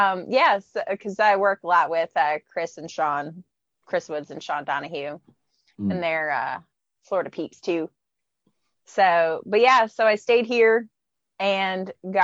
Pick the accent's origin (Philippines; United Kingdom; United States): Philippines; But I actually grew up in the Philippines.